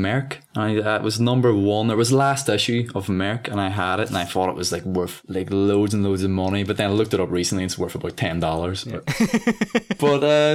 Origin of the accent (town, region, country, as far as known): Ireland; accent: Irish